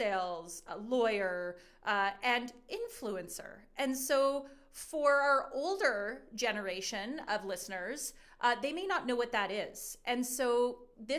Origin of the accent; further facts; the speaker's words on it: Wetaskiwin, Alberta, Canada; I grew up in Wetaskiwin